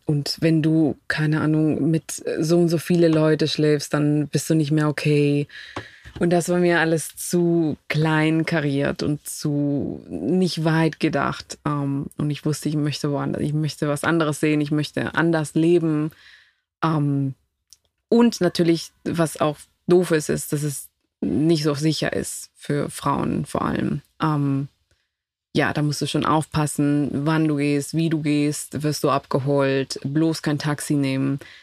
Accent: Quito, Pichincha, Ecuador; German is a second language; moved away as an adult; now in Berlin, Germany; Ich komme aus der Hauptstadt Quito

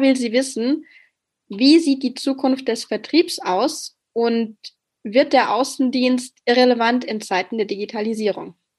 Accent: Bavaria, Germany; ich komme selbst aus Bayern

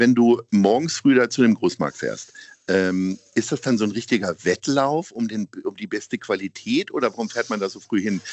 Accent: Hanover, Lower Saxony, Germany; now in Hamburg, Germany; Ich komme ja selber aus Hannover

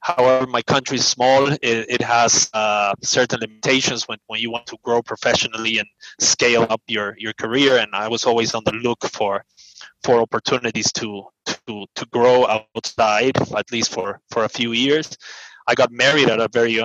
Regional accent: Bolivia; English is a second language; moved away as an adult; also born or lived in Ghana / Tanzania; now in South Africa; I'm from South America. I was born and raised in South America, specifically in a small country in the middle of South America called Bolivia.

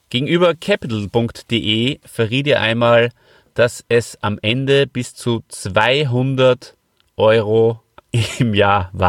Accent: Hof, Bavaria, Germany; Ich komme ja ähm, aus Hof, da hat es ja schon geschnieben.

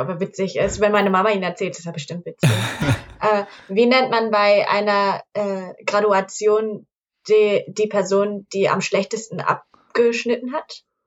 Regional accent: Hamburg, Germany; accent: Hamburger Dialekt; ich komme aus Hamburg und äh, andere Leute würden mir schon sagen, dass ich einen Dialekt habe. Vielleicht einen Hamburger Dialekt

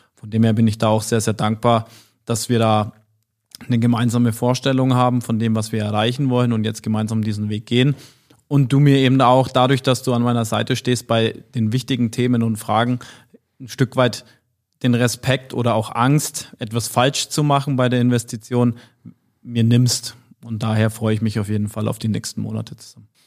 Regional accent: Nuremberg area, Bavaria, Germany; moved away; sehr verwurzelt noch mit meiner Heimat bin und ähm, Familie, Freunde, Verwandte in der Regel alle dort zu Hause sind

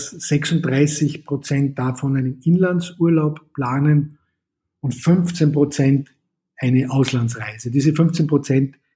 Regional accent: Austria; dass wir uns natürlich als Österreicher auch schon sehr freuen, wenn wieder Gäste aus diesen Ländern zu uns kommen.

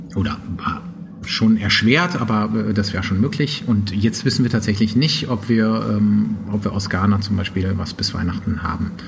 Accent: Trier, Rhineland-Palatinate, Germany; moved away as an adult; also born or lived in Poland; now in Berlin, Germany; ich komm eigentlich aus Trier

